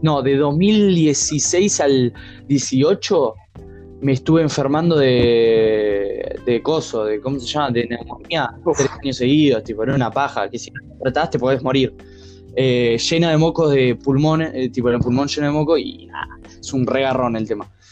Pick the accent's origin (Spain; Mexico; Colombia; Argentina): Argentina